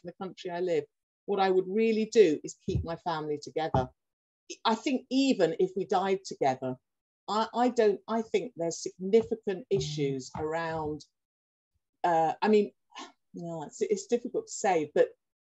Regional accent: London, United Kingdom; now in Durham, United Kingdom; I'm originally from London, but I live in Durham.

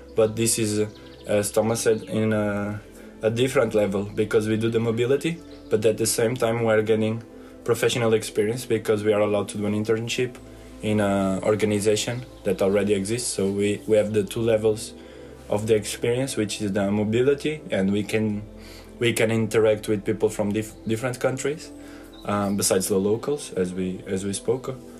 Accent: Portugal; I'm from uh, Portugal

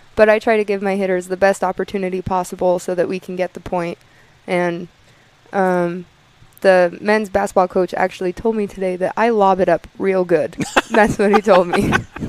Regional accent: Clinton, Utah, United States; moved away as an adult; also born or lived in Wyoming; now in Bluefield, United States; I'm from Clinton, Utah. It's like, I would say, 30 minutes from Salt Lake City.

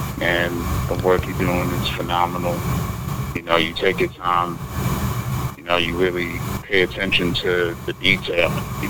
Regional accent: New York City, New York, United States; from the Bronx.

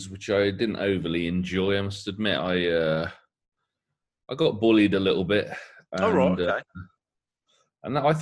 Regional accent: Coventry, West Midlands, United Kingdom; I did grow up in Coventry. I grew up in your Henley Green area.

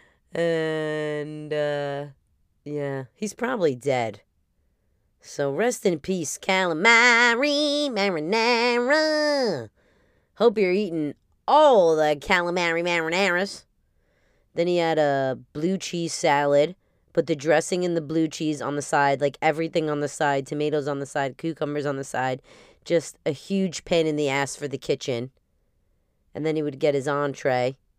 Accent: New Jersey, United States; for my upbringing here

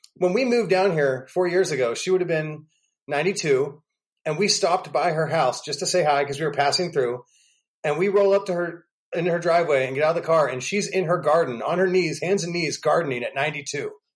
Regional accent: Pennsylvania, United States; also born or lived in New York City; now in Nashville, United States; I was from Pennsylvania

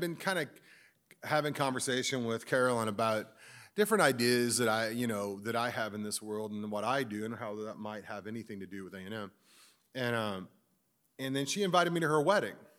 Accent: Missouri, United States; I'm just from Missouri

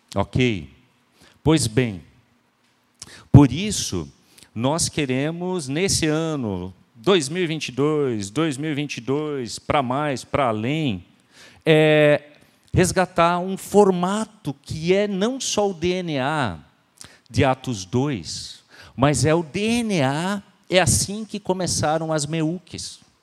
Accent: Santa Catarina, Brazil; nós somos brasileiros

